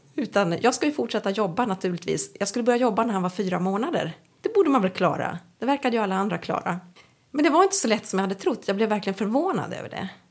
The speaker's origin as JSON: {"language": "Swedish", "region": "Norrbotten County", "country": "Sweden", "tie": "born or raised there", "also_born_or_lived": "Uppsala", "moved": "yes", "lives_now": "Umeå, Sweden", "said": "Jag är egentligen född i Umeå och uppvuxen på olika, jag brukar säga olika metropoler i Norrbotten"}